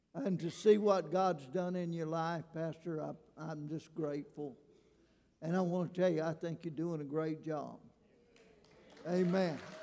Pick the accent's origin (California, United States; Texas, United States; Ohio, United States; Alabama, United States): Alabama, United States; moved away as an adult; now in Louisiana, United States; I'm a redneck from Alabama